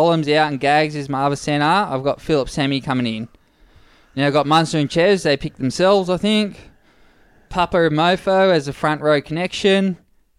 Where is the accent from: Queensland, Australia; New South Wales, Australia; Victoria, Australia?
Queensland, Australia; as a Queenslander.